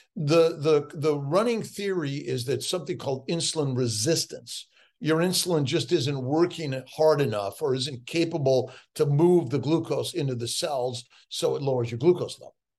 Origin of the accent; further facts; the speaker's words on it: Los Angeles, California, United States; born and raised in Los Angeles, I was a street kid